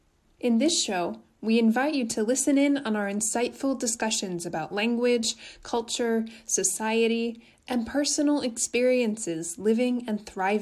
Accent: United States; now in Japan; I'm Sadie. I'm American and I'm living in Japan.

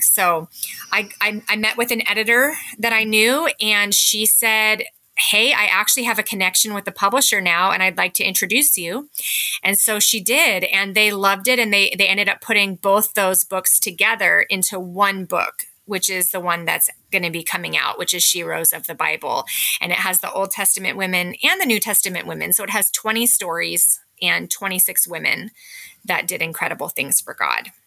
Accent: California, United States; moved away as an adult; now in Parkland, United States; I was raised in California and I came up to Washington to attend college

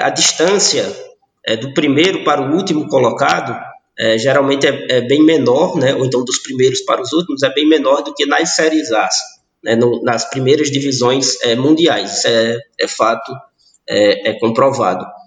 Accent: Fortaleza, Ceará, Brazil; now in Barbalha, Brazil; eu sou natural de Fortaleza, moro no interior do Ceará, na cidade chamada Barbalha

